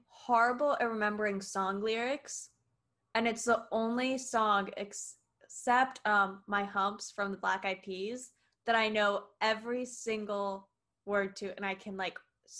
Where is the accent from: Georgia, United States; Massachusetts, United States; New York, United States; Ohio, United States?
New York, United States; Westchester; I grew up in New York. Like, I'm from New York, Westchester.